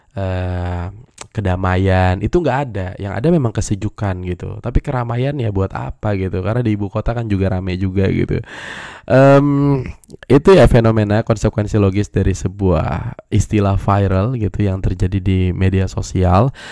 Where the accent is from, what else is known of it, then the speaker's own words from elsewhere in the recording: West Java, Indonesia; emang orang Sunda gue tapi banyak yang nggak percaya kalau gue orang Sunda gue disangka orang Sumatera disangka orang Medan gitu ya karena ngomong gue selalu menyesuaikan